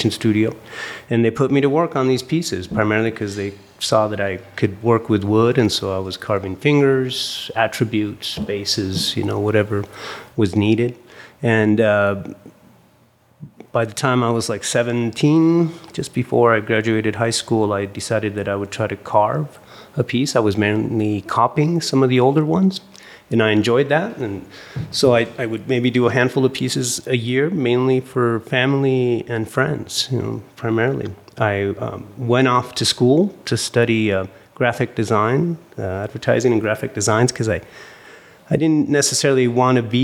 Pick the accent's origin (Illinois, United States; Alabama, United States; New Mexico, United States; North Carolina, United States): New Mexico, United States; Santa Fe; I grew up here in Santa Fe in a family of art conservators and antique dealers